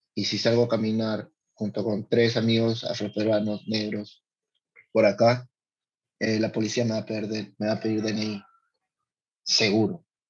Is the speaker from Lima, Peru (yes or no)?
yes; Lima, Peru; born or raised there; also born or lived in San Luis de Cañete (parents' birthplace)